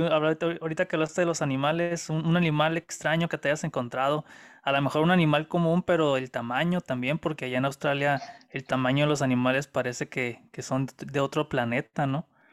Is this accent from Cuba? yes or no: no; Mexico; nosotros mexicanos